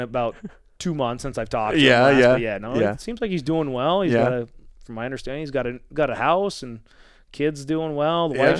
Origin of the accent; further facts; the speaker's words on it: British Columbia, Canada; Like, I've always had to play a lot of my hockey growing up in British Columbia, driving that 2.5 hours to Vancouver, and played a lot there.